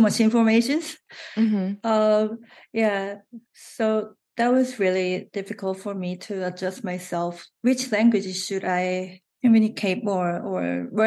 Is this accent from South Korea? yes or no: yes; South Korea; first language Korean; English is a second language; moved away as an adult; also born or lived in San Francisco, United States / New York, United States; I was born and grew up in Korea, so Korean, I feel most comfortable